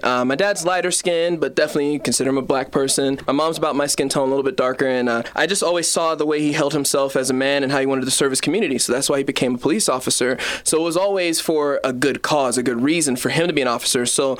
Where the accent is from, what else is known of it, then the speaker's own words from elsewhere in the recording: Colorado, United States; I was born and raised in Colorado